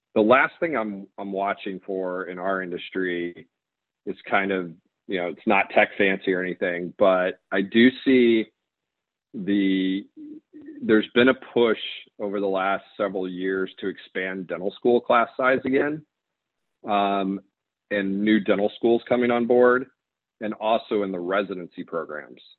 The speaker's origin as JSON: {"language": "English", "region": "Kansas", "country": "United States", "tie": "born or raised there", "also_born_or_lived": "Chicago, Illinois", "moved": "yes", "said": "I grew up in Kansas"}